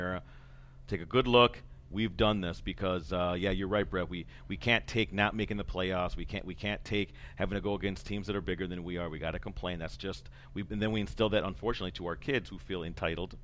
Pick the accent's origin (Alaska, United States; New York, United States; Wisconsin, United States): Wisconsin, United States; in the old East Central Conference, Amara was the smallest school. We would go against schools like Waupaca that was three times bigger than us